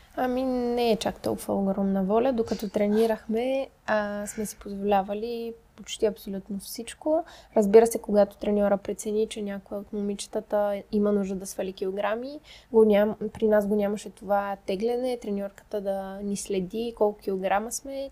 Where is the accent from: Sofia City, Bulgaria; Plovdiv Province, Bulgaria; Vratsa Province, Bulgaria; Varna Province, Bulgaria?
Sofia City, Bulgaria; Sofia; само аз и Мади сме от София